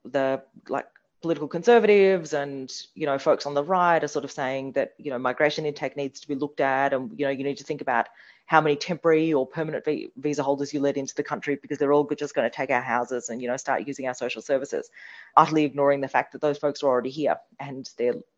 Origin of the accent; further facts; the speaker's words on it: India; now in Australia; I was born in India.